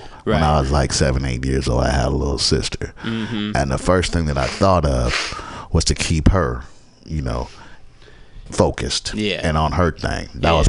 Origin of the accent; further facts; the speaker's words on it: Georgetown, Demerara-Mahaica, Guyana; Guyana, Georgetown, Guyana.